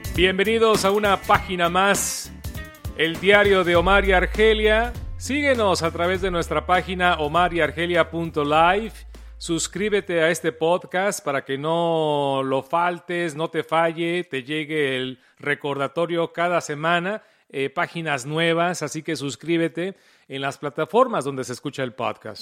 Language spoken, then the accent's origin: Spanish; Mexico; moved away; como mexicanos, automáticamente uno juega fútbol, soccer.